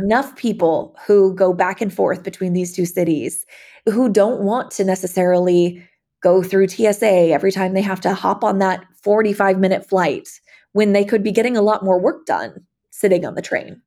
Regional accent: Eugene, Oregon, United States; moved away as an adult; now in Houston, United States; Growing up in Oregon, we had Amtrak and could just hop on the tr-, train and go to Seattle from Eugene

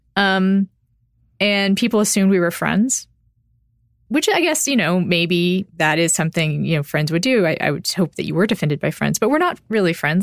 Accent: Austin, Texas, United States; also born or lived in Round Rock, Texas; I'm from Austin

